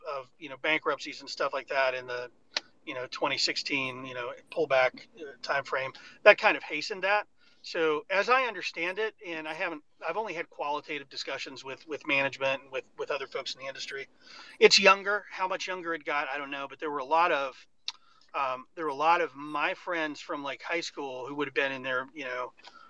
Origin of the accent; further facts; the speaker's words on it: Fairmont, West Virginia, United States; I grew up in Fairmont, West Virginia